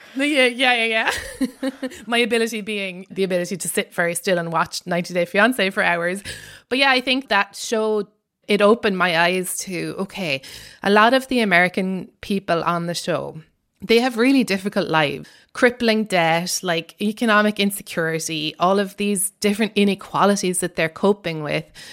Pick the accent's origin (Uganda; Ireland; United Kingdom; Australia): Ireland; accent: Irish; moved away as an adult; now in United States; I'm Irish, and in case my accent wasn't obvious enough